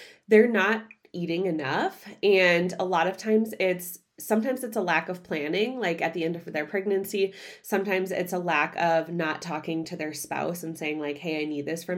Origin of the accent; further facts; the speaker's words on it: Midwest, United States; I grew up in the Midwest